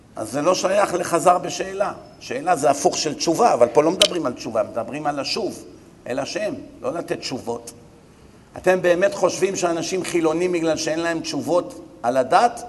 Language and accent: Hebrew; Bat Yam, Tel Aviv District, Israel; אני גדלתי פה, אני מכיר את העיר